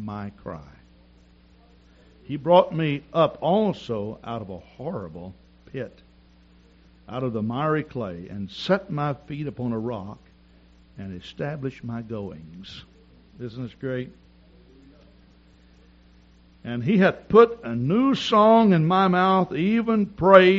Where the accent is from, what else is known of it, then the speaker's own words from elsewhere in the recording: the South, United States; I'm from the South and we all speak slow.